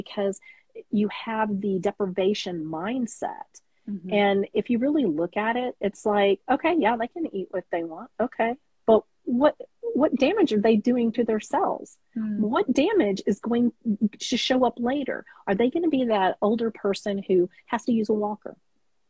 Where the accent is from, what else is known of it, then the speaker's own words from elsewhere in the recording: Texas, United States; I'm a Tex-Mex girl. I'm from Texas